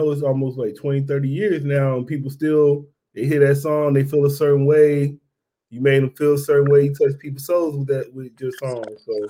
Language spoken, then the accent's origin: English; Mississippi, United States; now in San Diego, United States; I'm from Mississippi, but then I came out here, so I've been out here since 2000. But I'm from Mississippi, but now I moved to San Diego.